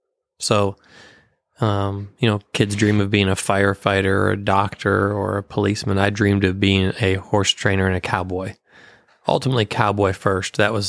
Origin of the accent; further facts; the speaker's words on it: Paw Paw, Michigan, United States; moved away; Born and raised in Michigan.